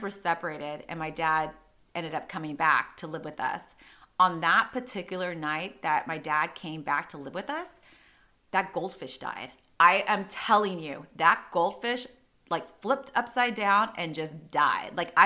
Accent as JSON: {"language": "English", "town": "San Diego", "region": "California", "country": "United States", "tie": "born or raised there", "said": "growing up in Rancho Penasquitos"}